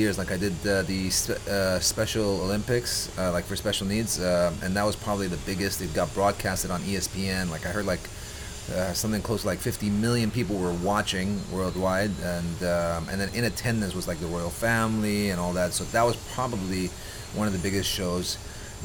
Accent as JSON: {"language": "English", "region": "Dubai", "country": "United Arab Emirates", "tie": "born or raised there", "said": "born and raised Dubai. I'm from Dubai"}